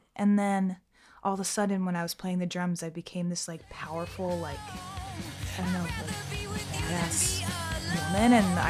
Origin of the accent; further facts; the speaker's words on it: Fort Lauderdale, Florida, United States; No, I'm not. I'm from Florida, Fort Lauderdale. It's like, I didn't really grow up in Fort Lauderdale, but I found myself in Fort Lauderdale. So I feel like that's my home, basically.